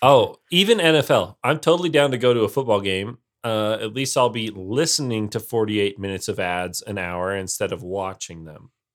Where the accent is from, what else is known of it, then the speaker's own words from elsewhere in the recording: United States; I am in the minority as an American who doesn't like football.